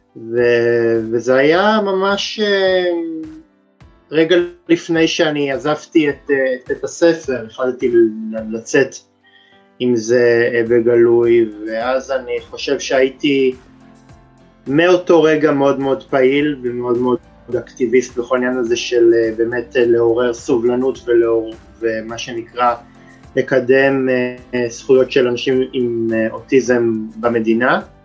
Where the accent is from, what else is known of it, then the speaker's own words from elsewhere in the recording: Tel Aviv, Tel Aviv District, Israel; גדלתי בתל אביב